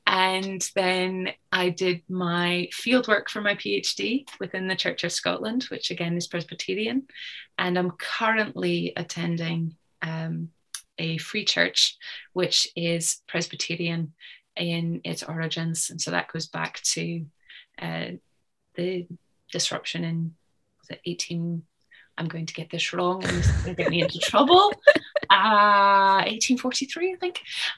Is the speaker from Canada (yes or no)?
yes; Canada; I should specify that I was born and grew up in Canada